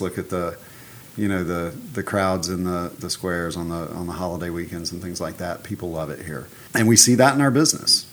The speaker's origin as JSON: {"language": "English", "region": "Alabama", "country": "United States", "tie": "born or raised there", "moved": "as an adult", "lives_now": "Savannah, United States", "said": "I grew up in Alabama."}